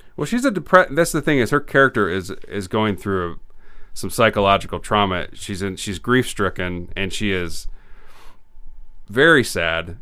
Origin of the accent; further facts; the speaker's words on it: Illinois, United States; I grew up in Illinois